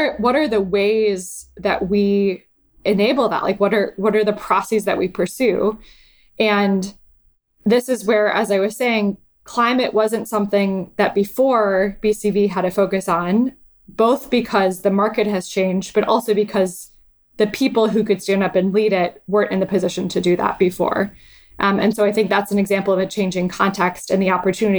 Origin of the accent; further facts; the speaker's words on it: Lake Michigan, Midwest, United States; now in San Francisco, United States; I grew up sailing on Lake Michigan and I sail in San Francisco Bay.